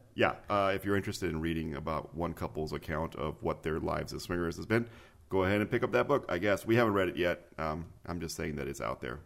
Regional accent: Mexico City, Mexico; moved away; Mexico City is my hometown.

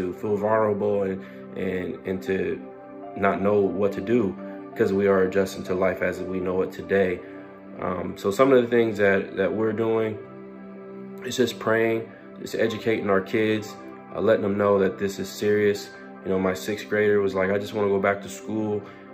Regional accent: United States; as an American

